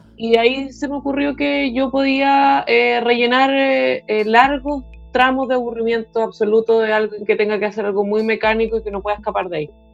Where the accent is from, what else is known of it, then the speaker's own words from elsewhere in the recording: Chile; moved away; nosotros nos entendemos como chilenos